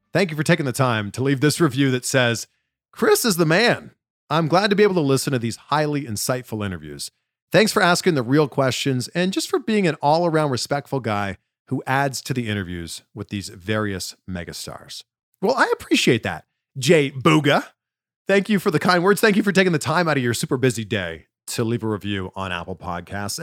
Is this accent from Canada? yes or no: yes; Canada; now in United States; I'm from Canada